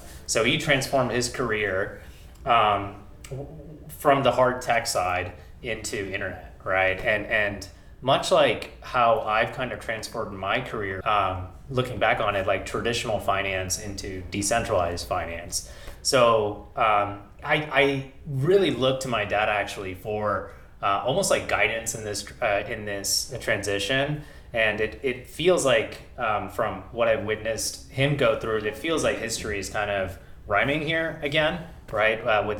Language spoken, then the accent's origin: English; India; now in United States; So I'm an immigrant from India. I moved to the US with my family in 1999.